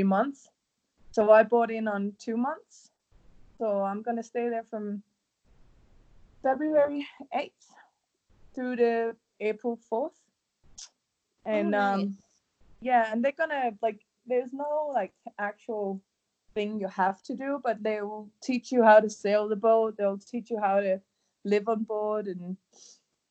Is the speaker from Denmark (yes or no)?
yes; Denmark; I'm from Denmark